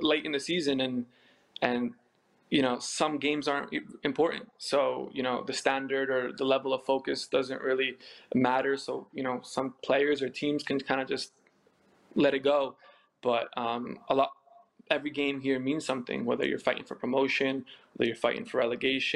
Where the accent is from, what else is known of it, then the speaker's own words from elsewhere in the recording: United States; moved away; I'm born and raised in America. My whole family's from Poland. My parents were born in Poland and we speak Polish at home